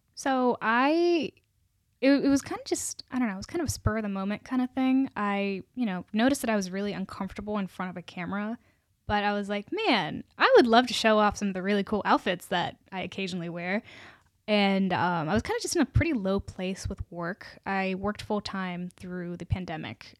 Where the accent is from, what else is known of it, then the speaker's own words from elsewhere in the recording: Charlottesville, Virginia, United States; moved away as an adult; also born or lived in South India (ancestry); now in Richmond, United States; I'm from Richmond, but originally I'm from Charlottesville